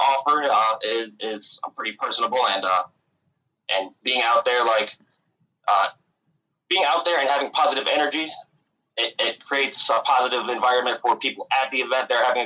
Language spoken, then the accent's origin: English; Michigan, United States; now in Charlotte, United States; I'm originally from Michigan